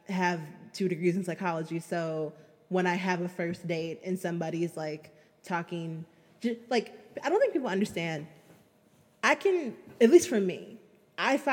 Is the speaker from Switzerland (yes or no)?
no; Chicago, Illinois, United States; I'm a Chicagoan